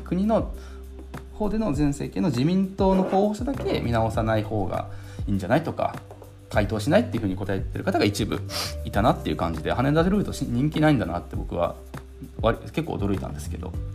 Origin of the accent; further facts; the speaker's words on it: Hiroshima, Japan; 僕は広島出身なので